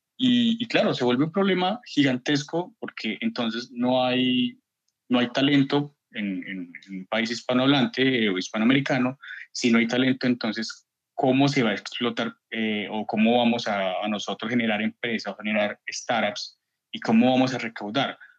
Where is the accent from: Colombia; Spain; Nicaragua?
Colombia; hablo como colombiano